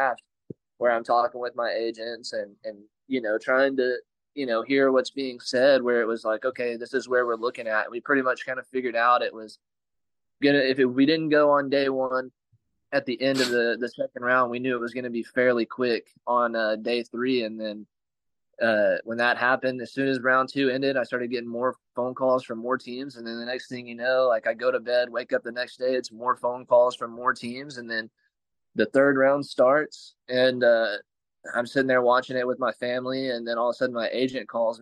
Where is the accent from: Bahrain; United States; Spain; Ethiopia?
United States; Texas; born or raised there